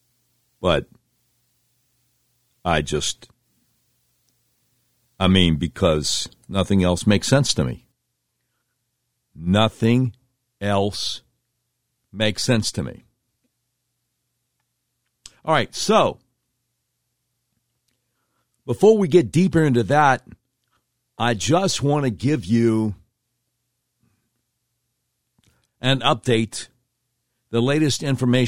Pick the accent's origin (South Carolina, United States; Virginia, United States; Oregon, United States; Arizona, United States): Virginia, United States; Norfolk; moved away; I was born in Norfolk and still have a lot of relatives in Virginia Beach. Fond memories of that area from when I was a child